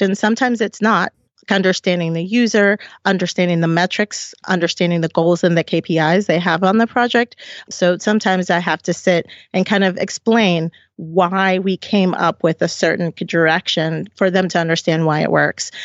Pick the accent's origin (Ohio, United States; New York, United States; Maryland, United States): Maryland, United States; Silver Spring; also born or lived in Puerto Rico; we came when I was two, and we moved to Silver Spring